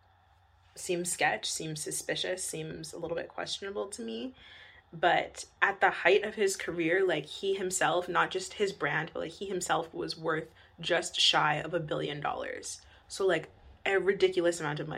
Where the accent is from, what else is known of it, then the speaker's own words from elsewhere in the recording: Winnipeg, Manitoba, Canada; growing up in Winnipeg